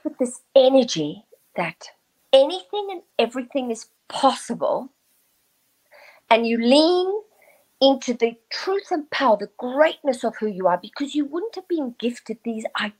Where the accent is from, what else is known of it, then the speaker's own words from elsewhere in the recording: South Africa; I grew up in South Africa during apartheid